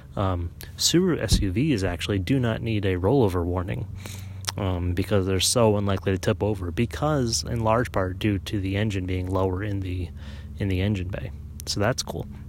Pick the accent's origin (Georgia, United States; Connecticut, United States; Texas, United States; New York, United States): Connecticut, United States; I grew up in Connecticut.